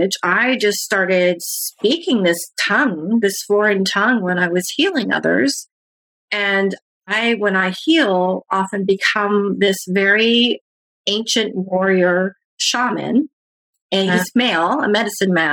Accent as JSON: {"language": "English", "country": "Canada", "said": "I'm from Canada"}